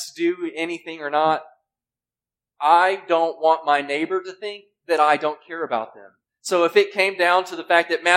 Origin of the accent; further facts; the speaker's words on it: Mississippi, United States; moved away; I grew up in Mississippi. We didn't have much of a winter